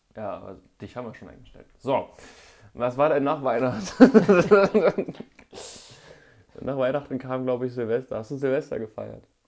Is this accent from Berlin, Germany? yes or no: no; Mönchengladbach, North Rhine-Westphalia, Germany; in meiner Heimatstadt in Mönchengladbach